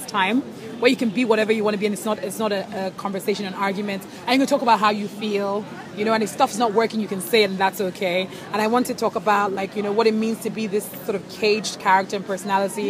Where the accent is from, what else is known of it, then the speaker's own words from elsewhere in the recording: Nigeria; as a Nigerian woman